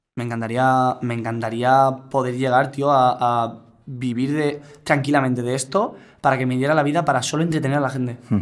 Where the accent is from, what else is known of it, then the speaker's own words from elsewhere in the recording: Godella, Valencian Community, Spain; para los de mi pueblo. Para las 800 personas que me seguían de, Godella